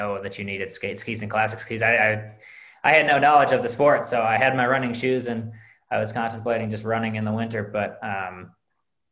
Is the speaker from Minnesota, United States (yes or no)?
yes; Minneapolis, Minnesota, United States; I grew up in the Twin Cities, not really anywhere near skiing